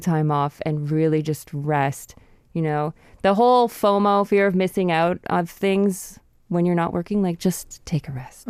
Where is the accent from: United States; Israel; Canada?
Canada; I'm from Canada